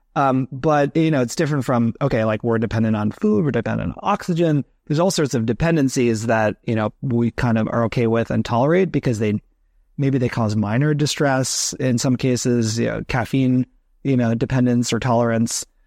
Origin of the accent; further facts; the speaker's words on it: New Jersey, United States; moved away as an adult; now in New York, United States; I grew up in New Jersey, so not far from that area